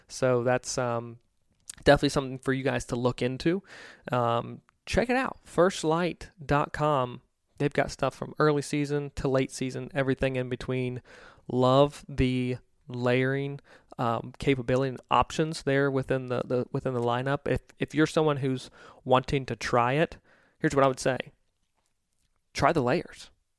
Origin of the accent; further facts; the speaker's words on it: Mid-Atlantic, United States; I'm from the Mid-Atlantic originally